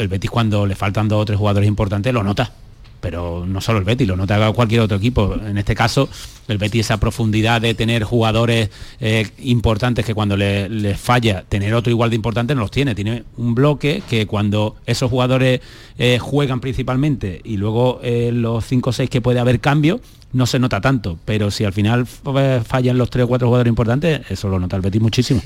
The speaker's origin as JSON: {"language": "Spanish", "country": "Spain", "said": "nosotros que somos españoles"}